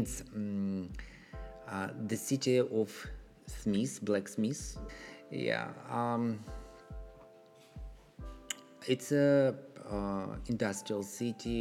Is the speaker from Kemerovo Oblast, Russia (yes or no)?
yes; Novokuznetsk, Kemerovo Oblast, Russia; English is a second language; moved away as an adult; now in United States; I'm from south of Siberia